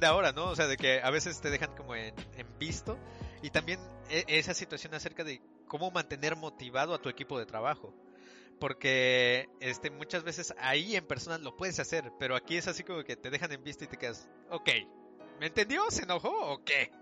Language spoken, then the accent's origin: Spanish; Mexico City, Mexico; moved away as an adult; los tres somos de la Ciudad de México